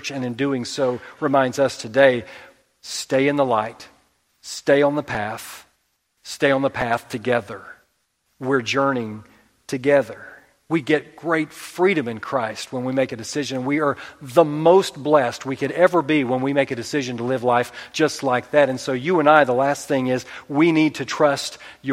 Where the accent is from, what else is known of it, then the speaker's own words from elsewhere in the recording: Oklahoma, United States; We're from Oklahoma